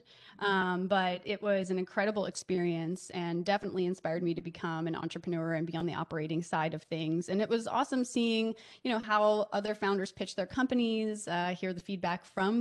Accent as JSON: {"language": "English", "region": "Delaware", "country": "United States", "tie": "born or raised there", "also_born_or_lived": "New York", "moved": "as an adult", "lives_now": "Los Angeles, United States", "said": "I grew up in Delaware"}